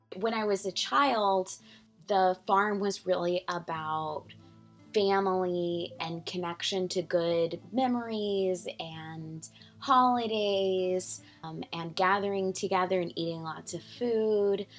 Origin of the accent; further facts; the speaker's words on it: San Antonio, Texas, United States; moved away as an adult; also born or lived in Georgetown, Texas / Dallas, Texas / New York City; now in Beeville, United States; I grew up in San Antonio, went to school there, had, you know, my parents lived there